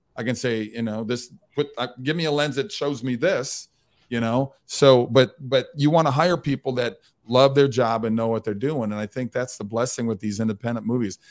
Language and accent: English; Mound, Minnesota, United States; moved away as an adult; I grew up on Lake Minnetonka, beautiful Lake Minnetonka, wa, in a little town called Mound, Minnesota